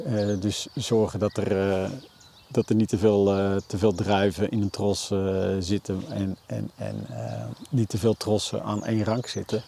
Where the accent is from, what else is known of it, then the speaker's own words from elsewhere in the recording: Utrecht, Netherlands; moved away as an adult; now in Vechtdal, Netherlands; ik ben geboren en getogen in Utrecht